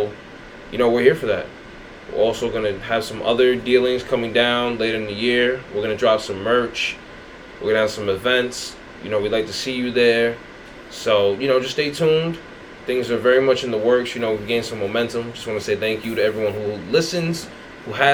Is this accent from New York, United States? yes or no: yes; New York City, New York, United States; I'm from Queens